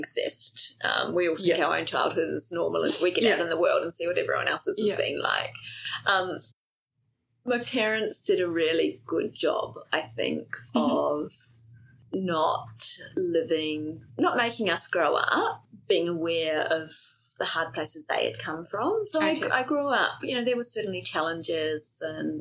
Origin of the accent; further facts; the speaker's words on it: Rotorua, Bay of Plenty, New Zealand; moved away; also born or lived in Gisborne, New Zealand / Adelaide, Australia; So I grew up primarily in a place called Rotorua, which is where all the thermal activity is. I was born in Gisborne and lived in Adelaide for 4 years.